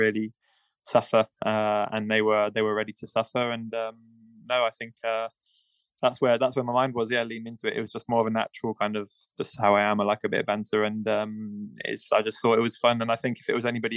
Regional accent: United Kingdom; I'm British and my parents are British originally

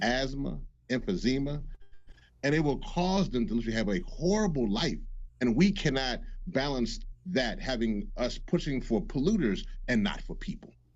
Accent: Louisiana, United States; also born or lived in Washington; I am from Louisiana. I'm from the Gulf Coast

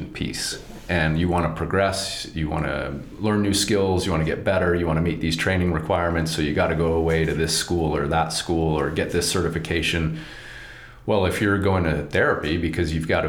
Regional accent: Southern California, United States; moved away; I'm from Southern California originally

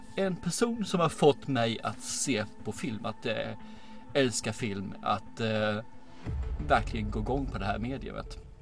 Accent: Angelstad, Kronoberg County, Sweden; Småland utanför Ljungby, en byhåla som heter Angelstad

